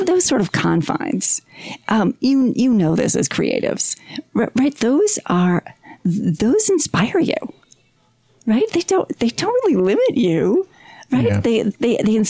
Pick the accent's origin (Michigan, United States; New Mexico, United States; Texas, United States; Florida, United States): Michigan, United States; Detroit; also born or lived in North Carolina / Hilo, Hawaii; now in Salt Lake City, United States; I am a gypsy. And so I grew up in Detroit